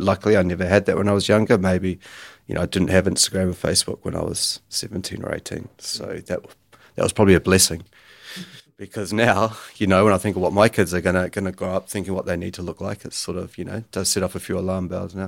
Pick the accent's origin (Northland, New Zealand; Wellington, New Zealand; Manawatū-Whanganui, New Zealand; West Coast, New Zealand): Northland, New Zealand; Kerikeri; I grew up in Bay of Islands, so a pretty low-key town called, called Kirikiri.